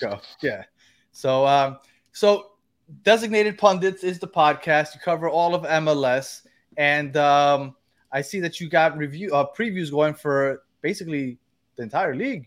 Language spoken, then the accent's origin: English; New York, United States; I'm from New York, also